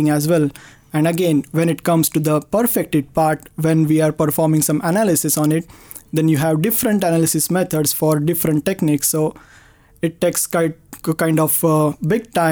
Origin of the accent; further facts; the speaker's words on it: Pune, Maharashtra, India; moved away as an adult; also born or lived in Chennai, India; now in Sweden; I grew up in Pune, India as well